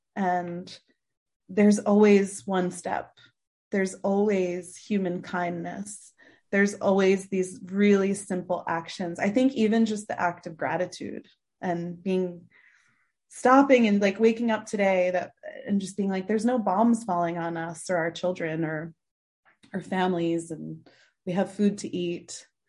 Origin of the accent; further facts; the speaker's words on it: Mendham, New Jersey, United States; moved away as an adult; now in Nepal; I grew up in the suburbs in this, um, in the northwest, uh, of Jersey, this little town called Mendham